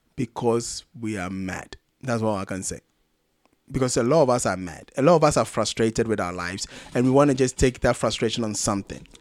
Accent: Ghana; I'm Ghanaian

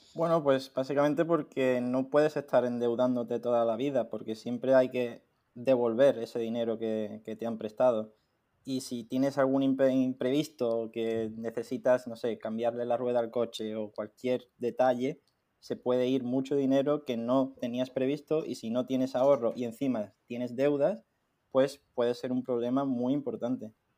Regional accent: Algeciras, Andalusia, Spain; moved away as an adult; also born or lived in Granada; desde que éramos pequeños, entonces desde siempre hemos estado juntos en el colegio

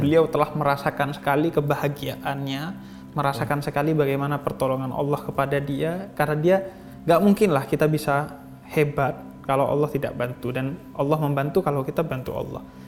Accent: East Java, Indonesia; di Jawa Timur di kampung saya

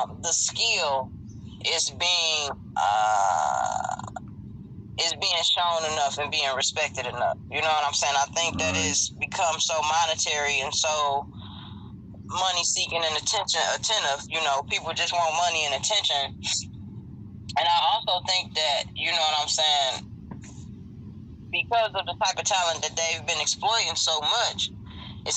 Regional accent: Detroit, Michigan, United States; I'm from Detroit, born and raised. Born on the east side, raised on West 7 Mile.

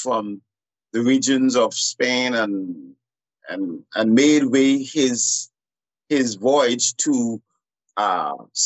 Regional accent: San Salvador, Bahamas; moved away as an adult; now in Nassau, Bahamas; I was born and grew in San Salvador, and then I moved to Nassau to further my education

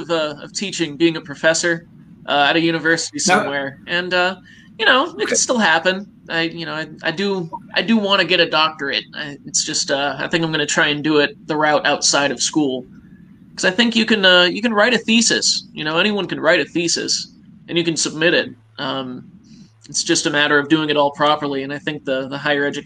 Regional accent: Florida, United States; also born or lived in upstate New York; I was born in upstate New York. I never lived there. My parents moved down to Florida with me when I was, you know, a year old. So I was raised here in Florida

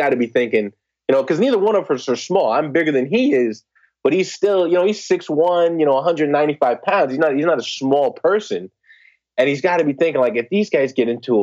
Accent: Newark, New Jersey, United States; I grew up in the New Jersey area. Grew up in Newark

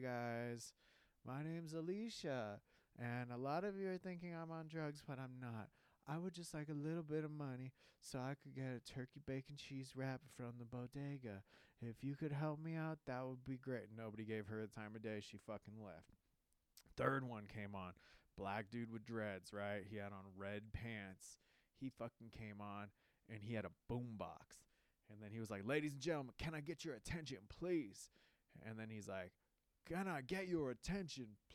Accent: Southern California, United States; I'm from Southern California and there's just palm trees everywhere

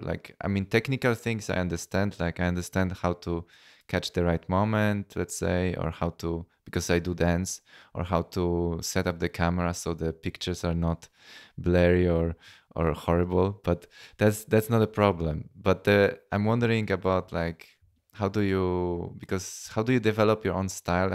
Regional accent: Poland; now in Vienna, Austria; Polish because I'm from Poland.

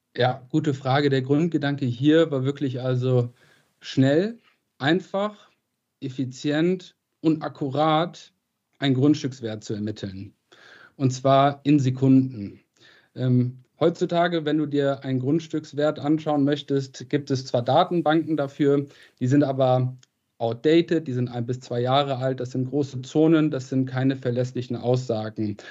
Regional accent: Krefeld, North Rhine-Westphalia, Germany; moved away; also born or lived in Boston / Oxford / Madrid; Ich komme aus Krefeld, äh, bin Geschäftsführer

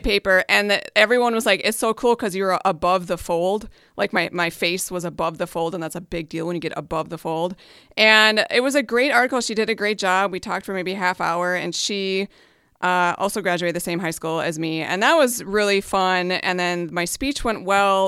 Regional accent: Hibbing, Minnesota, United States; I went up to my hometown, which is Hibbing, Minnesota, up on the Iron Range

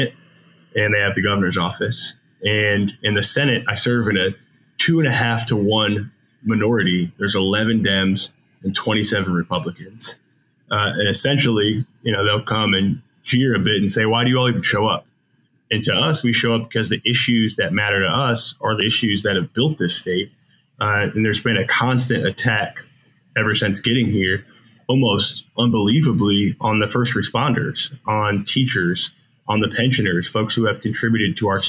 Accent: Michigan, United States; I grew up in Michigan

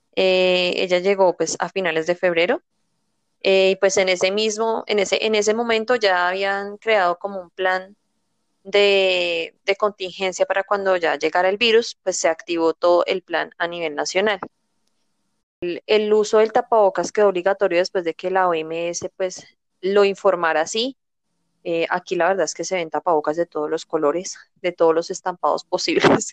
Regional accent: Colombia; también soy colombiana

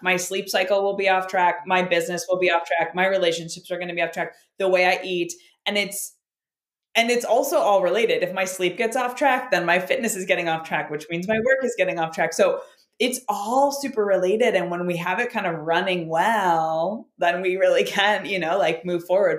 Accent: Chicago, Illinois, United States; moved away as an adult; now in St. Louis, United States; I grew up in Chicago and I have lived there for a while, but I recently just moved down to St. Louis

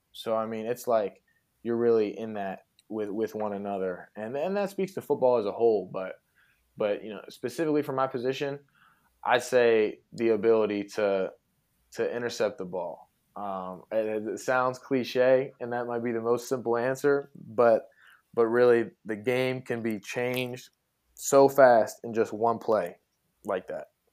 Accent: Pittsburgh, Pennsylvania, United States; I, I grew up, you know, in Pittsburgh, uh, I'm from Pittsburgh.

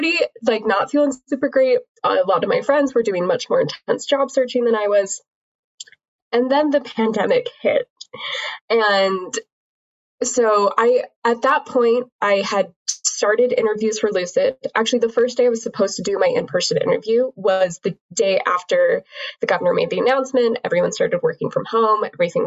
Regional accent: Utah, United States; I grew up in Utah

